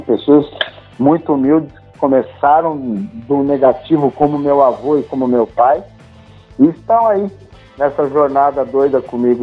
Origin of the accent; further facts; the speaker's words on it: Brazil; Eu sou brasileiro, tudo que minha família tem, que eu tenho, eu conquistei aqui.